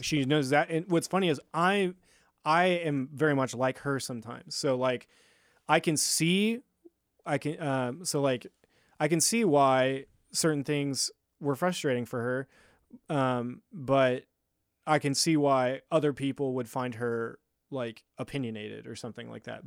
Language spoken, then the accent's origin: English; Lincoln, Nebraska, United States; also born or lived in California; I'm from Lincoln